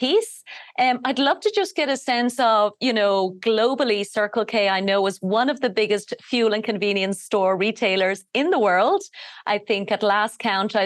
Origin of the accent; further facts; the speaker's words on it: Ireland; I'm from Ireland